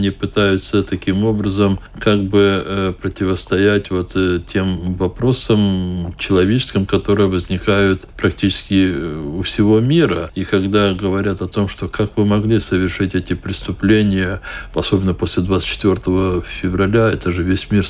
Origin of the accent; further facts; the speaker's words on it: Crimea, Ukraine; also born or lived in Riga, Latvia; Я сказал, что я же крымский татарин, и у нас нет другого выбора, как возвращаться в Крым.